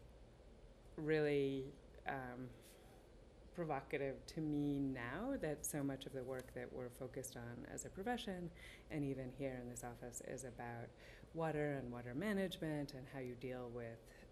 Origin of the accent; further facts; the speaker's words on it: New Jersey, United States; also born or lived in Massachusetts; I grew up in New Jersey and a little bit in Massachusetts.